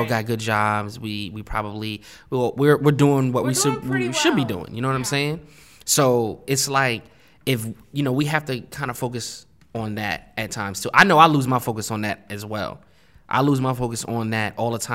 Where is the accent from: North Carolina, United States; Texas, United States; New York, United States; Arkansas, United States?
New York, United States; New York City; I grew up in New York. So, like, growing up in New York, it was tough in Brooklyn.